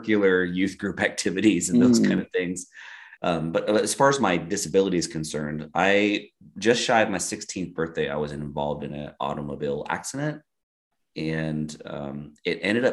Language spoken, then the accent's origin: English; Eastern Oregon, United States; moved away as an adult; also born or lived in San Diego; now in Eagle, United States; I grew up in Eastern Oregon, right on the Oregon-Idaho border